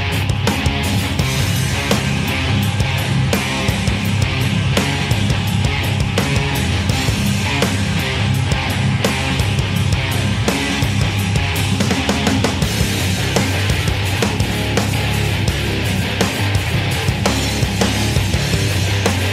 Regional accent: Northeast, United States; we're from the Northeast

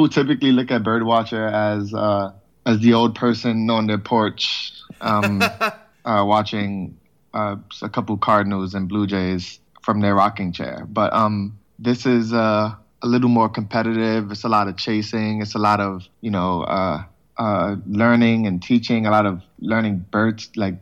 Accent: New York City, New York, United States; Born and raised in the Bronx, still in the Bronx

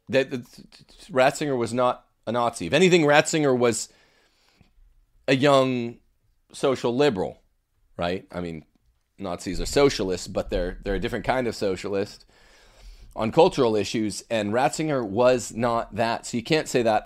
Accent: Los Angeles, California, United States; also born or lived in Thousand Oaks; We grew up around Los Angeles

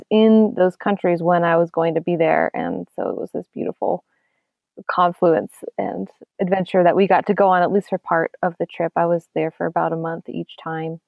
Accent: Pennsylvania, United States; moved away as an adult; also born or lived in Hudson Valley, New York; now in Western North Carolina, United States; the places that I grew up in Pennsylvania

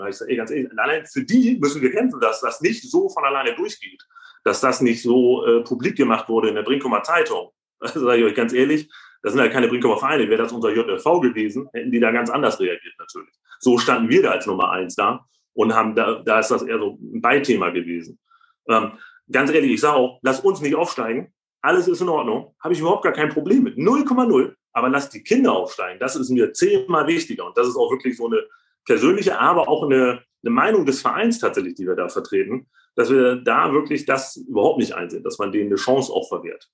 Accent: Bremen, Germany; ich bin auch Bremer

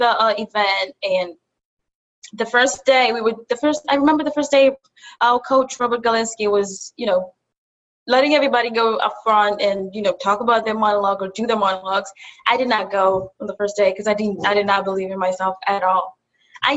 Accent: Kenya; also born or lived in Buffalo, United States; now in New York City, United States; I'm from Kenya. I moved from Kenya to Buffalo and from Buffalo to New York City

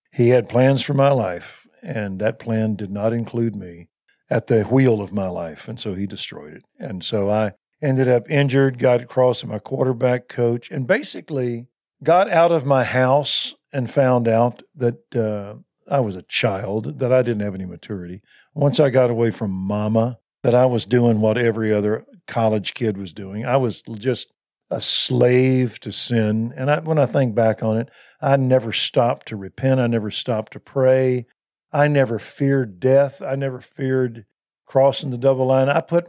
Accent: Waco, Texas, United States; I was from Waco, and I grew up in a nice little Methodist church, liberal though it was, but it was nice and ordered.

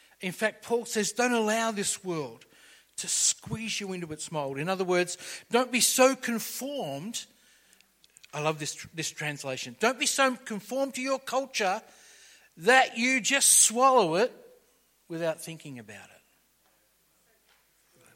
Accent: Liverpool, New South Wales, Australia; We grew up around the Liverpool area and it was the electorate of Gough Whitlam

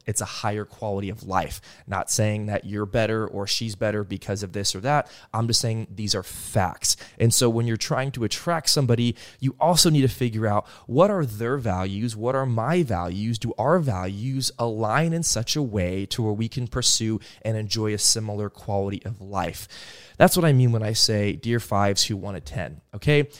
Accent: Stillwater, Oklahoma, United States; I come from Stillwater, Oklahoma, uh, the Midwest

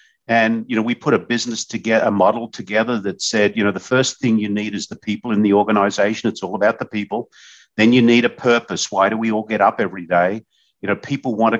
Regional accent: Australia; moved away as an adult; now in United States; when I was growing up in Australia

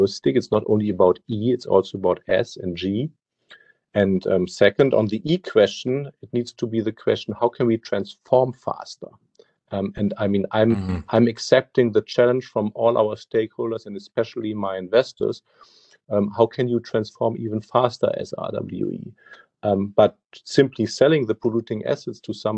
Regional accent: Germany; my home country, Germany

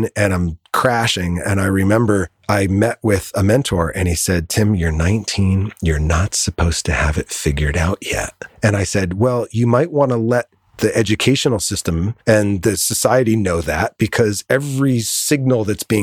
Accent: Connecticut, United States; now in Southern California, United States; I grew up in Connecticut

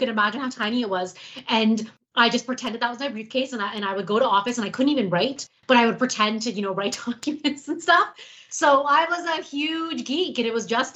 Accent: Toronto, Ontario, Canada; also born or lived in North York, Toronto; I grew up in Scarborough. So I was born in Scarborough

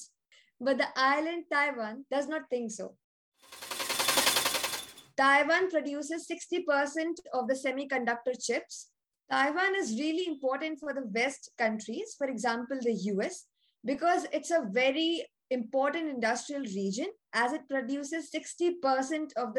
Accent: Nagpur, Maharashtra, India; a 14-year-old from Nagpur, India.

